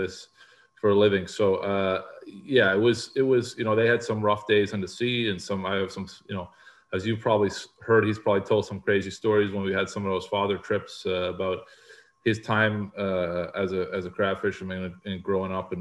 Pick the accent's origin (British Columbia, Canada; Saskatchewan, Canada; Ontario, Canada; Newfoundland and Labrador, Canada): Newfoundland and Labrador, Canada; I grew up in Newfoundland, which is an island